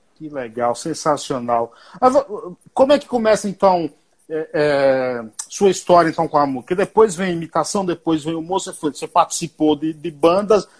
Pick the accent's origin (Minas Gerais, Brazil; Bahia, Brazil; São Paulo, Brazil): Bahia, Brazil; eu também sou baiano, também sou nordestino, sou baiano